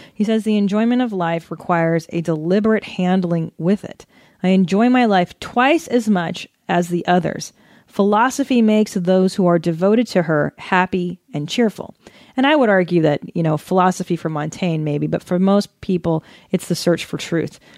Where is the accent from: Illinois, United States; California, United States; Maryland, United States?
California, United States; Los Angeles; I grew up here in San Fernando Valley